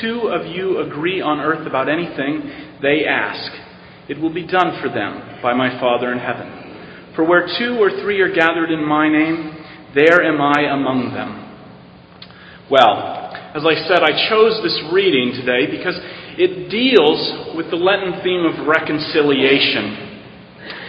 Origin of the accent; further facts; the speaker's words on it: Arizona, United States; moved away as an adult; also born or lived in Navajo Nation, Arizona / Yuma, Arizona; now in New York City, United States; I come from originally from Arizona and the Navajo Indian Reservation. That's where I lived for 8 years